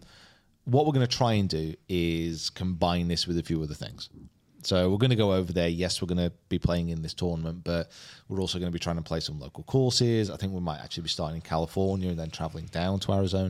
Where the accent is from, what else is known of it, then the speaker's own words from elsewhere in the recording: Preston, North West England, United Kingdom; I'm from Preston